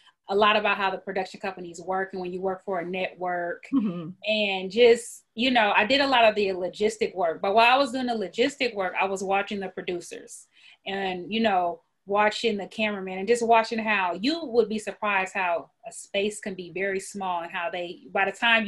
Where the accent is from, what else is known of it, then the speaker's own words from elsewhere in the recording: Peoria, Illinois, United States; now in Texas, United States; I'm from Illinois, actually Peoria, Illinois